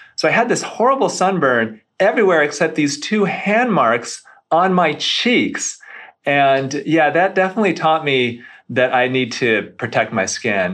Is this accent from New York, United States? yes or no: no; Grand Rapids, Michigan, United States; also born or lived in Beverly Hills, California; now in Detroit area, United States; I grew up near Grand Rapids